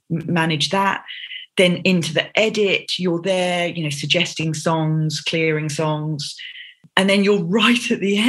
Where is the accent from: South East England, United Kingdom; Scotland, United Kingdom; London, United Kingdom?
London, United Kingdom; I grew up in Southeast London and I have two sisters